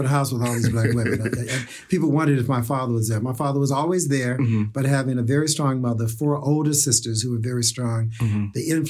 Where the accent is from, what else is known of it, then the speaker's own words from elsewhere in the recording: the South, United States; now in New York, United States; how do I come from the South to the East Coast and make that happen as well